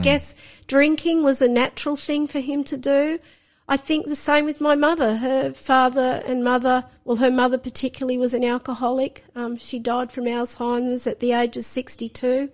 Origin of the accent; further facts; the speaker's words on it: Sydney, New South Wales, Australia; I was born in Sydney. So I grew up in Sydney